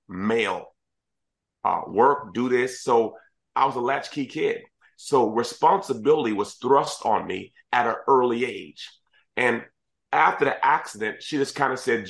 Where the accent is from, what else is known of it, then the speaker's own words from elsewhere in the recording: Washington, District of Columbia, United States; also born or lived in Kingston, Jamaica; was in school in Jamaica for a short period of time, but then mostly grew up in the Washington, D.C. area